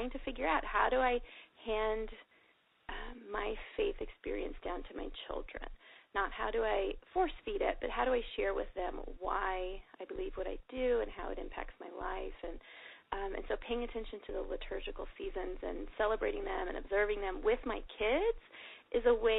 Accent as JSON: {"language": "English", "region": "Texas", "country": "United States", "tie": "born or raised there", "also_born_or_lived": "Virginia", "moved": "as an adult", "said": "I grew up in Texas"}